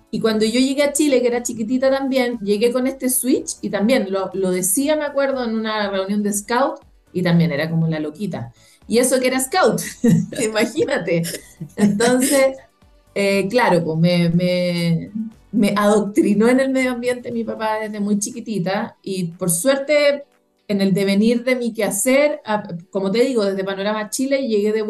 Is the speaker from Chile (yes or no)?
no; Costa Rica; born there; yo efectivamente nací en Costa Rica eh, y Costa Rica es algo así como la meca latinoamericana del medio ambiente